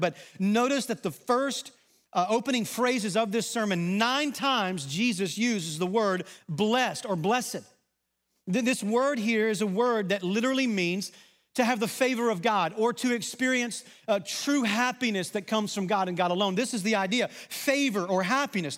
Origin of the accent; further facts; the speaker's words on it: Arkansas, United States; accent: Southern; moved away; also born or lived in Texas; an Arkansas guy who lived in Texas for a number of years, I think I talk pretty normal.